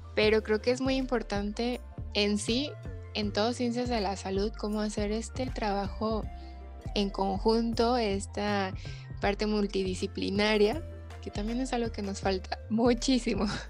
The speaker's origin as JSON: {"language": "Spanish", "town": "Guadalajara", "region": "Jalisco", "country": "Mexico", "said": "somos de Guadalajara y aquí son dos instituciones principales"}